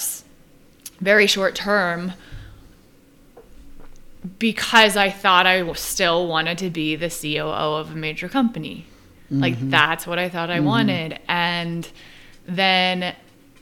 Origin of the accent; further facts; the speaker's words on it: Southern California, United States; moved away as an adult; also born or lived in New York; I grew up in Southern California